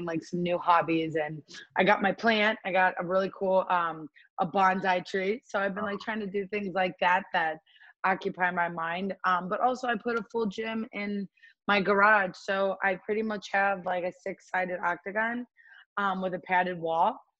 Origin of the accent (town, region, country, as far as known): Cleveland, Ohio, United States; born or raised there; now in Las Vegas, United States